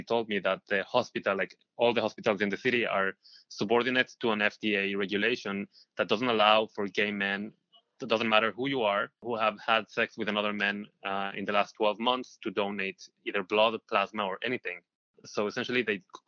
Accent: Israel; moved away as an adult; now in New York, United States; I am originally from Israel. I moved here to New York 2 years ago

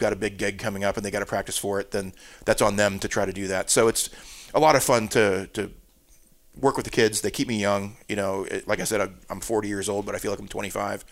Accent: Florida, United States; also born or lived in New Jersey; now in Charleston, United States; we moved to Florida

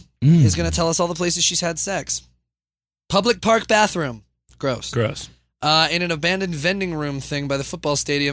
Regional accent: California, United States; Also, I'm from the Bay Area.

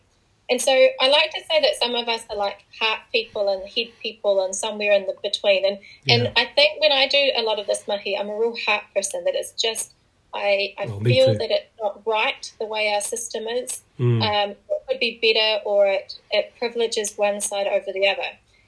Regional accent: Dunedin, Otago, New Zealand; also born or lived in Mount Cook Village; I grew up in Dunedin, and I, you know, Dunedin's got a really Scottish feel to it, which is awesome, and I wouldn't want it any other way.

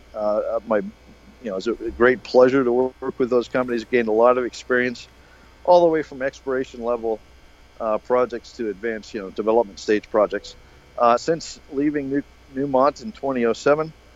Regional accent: United States; I'm American

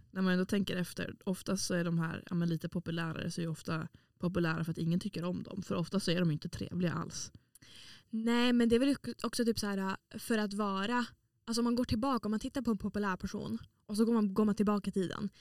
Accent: Åland, Åland Islands; moved away as an adult; now in Umeå, Sweden; jag är från Åland som är en liten liten pluttig ö mellan Finland och Sverige eh, som hör till Finland

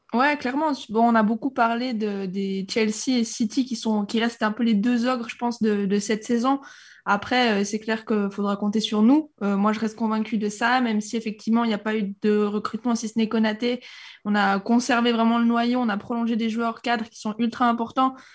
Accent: Switzerland; now in Monaco; Je suis pas monégasque, je suis suisse

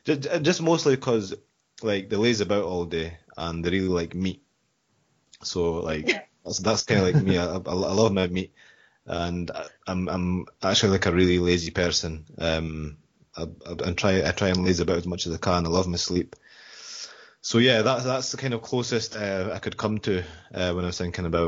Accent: Scotland, United Kingdom; I'm from Scotland, as you can probably tell by the accent

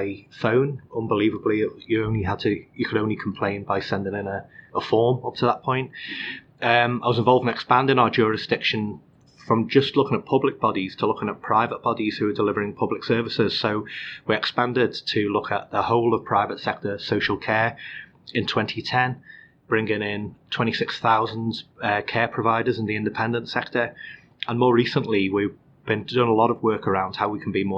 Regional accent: Liverpool, North West England, United Kingdom; moved away; I was born in Liverpool. I grew up in North Liverpool

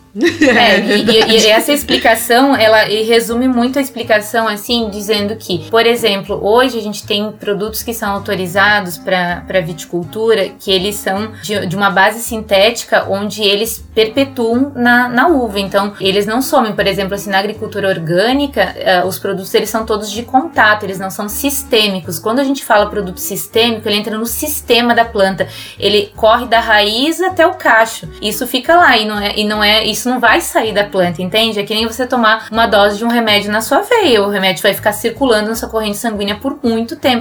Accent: near Passo Fundo, northwest Rio Grande do Sul, Brazil; moved away as an adult; also born or lived in Serra Gaúcha; now in France; eu morava no noroeste do estado, muito perto de Passo Fundo

